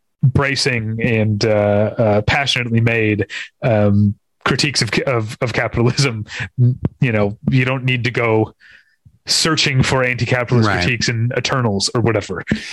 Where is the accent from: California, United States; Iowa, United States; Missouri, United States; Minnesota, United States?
Missouri, United States; St. Louis; I grew up in St. Louis.